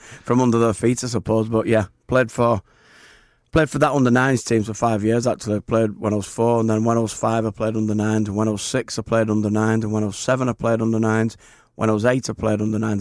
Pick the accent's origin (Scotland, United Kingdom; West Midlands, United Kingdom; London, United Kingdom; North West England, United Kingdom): North West England, United Kingdom; St Helens; my hometown club, Saint Helens